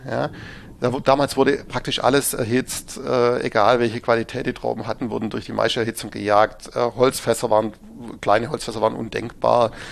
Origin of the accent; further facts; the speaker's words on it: Baden-Württemberg, Germany; bei uns in Württemberg